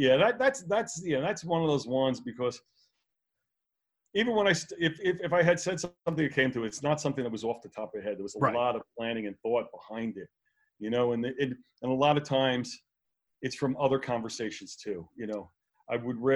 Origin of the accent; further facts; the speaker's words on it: New York City, New York, United States; I grew up in Brooklyn